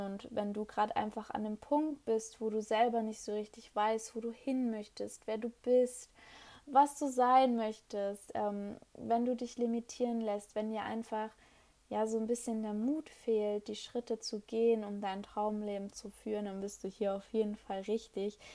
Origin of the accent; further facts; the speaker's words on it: Hanover, Lower Saxony, Germany; ich komme aus Hannover